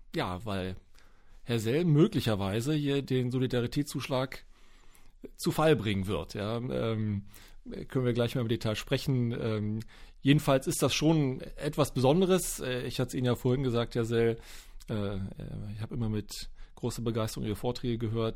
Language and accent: German; Berlin, Germany; Ich als Berliner